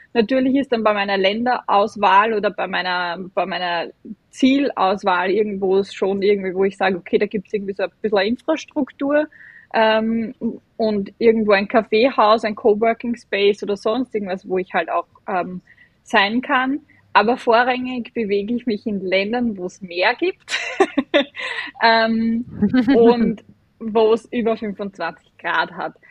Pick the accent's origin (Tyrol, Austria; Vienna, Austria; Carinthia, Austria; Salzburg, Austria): Vienna, Austria; accent: Viennese/Austrian dialect; ich bin ähm, aus Wien und aus Österreich. Man hört es auch vom, vom, vom Dialekt her ein bisschen